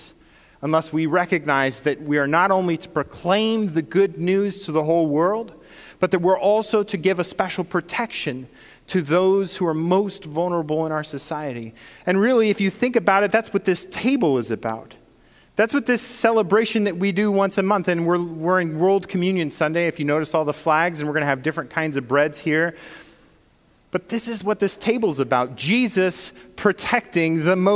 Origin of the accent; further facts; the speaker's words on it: Northern California, United States; now in Michigan, United States; I'm from Northern California